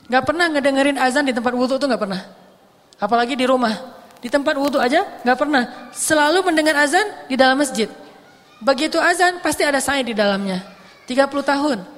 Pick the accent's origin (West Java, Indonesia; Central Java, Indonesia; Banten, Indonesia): West Java, Indonesia; Bandung; Orang nonton Persib misalnya, sebagai orang Bandung kan, kalau Persib lagi main